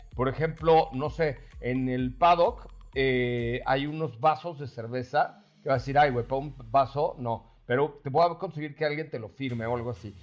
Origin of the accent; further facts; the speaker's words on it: Mexico; Los mexicanos somos chingones